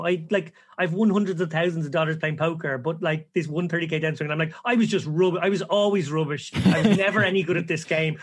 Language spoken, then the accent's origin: English; Ireland; we're all Irish lads